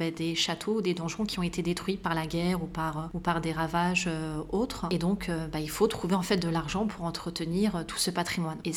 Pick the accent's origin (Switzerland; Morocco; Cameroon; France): Morocco; Meknès, Fès-Meknès; born there; Je suis née au Maroc, loin d'ici, euh, en tout cas du moins loin de Paris, mais à Meknès, qui est l'une des quatre villes impériales du royaume chérifien marocain.